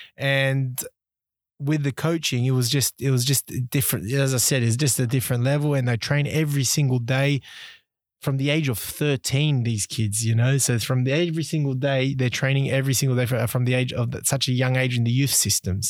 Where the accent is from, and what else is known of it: Sydney, New South Wales, Australia; born or raised there; also born or lived in Uruguay / Brunei; now in Singapore